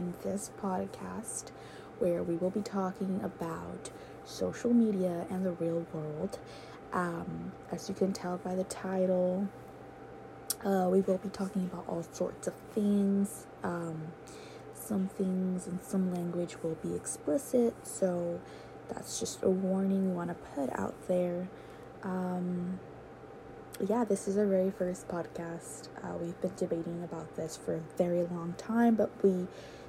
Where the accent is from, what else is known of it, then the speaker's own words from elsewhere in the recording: San Diego, California, United States; I am from San Diego, California